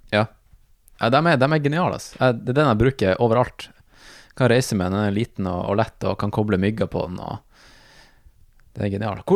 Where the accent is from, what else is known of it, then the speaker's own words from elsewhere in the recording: Tromsø, Troms, Norway; also born or lived in United States; Det er jo jeg også